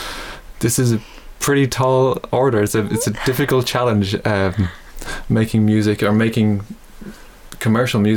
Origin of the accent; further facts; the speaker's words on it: Dublin, Leinster, Ireland; moved away as an adult; now in Melbourne, Australia; I grew up in Dublin, started music when I was about 8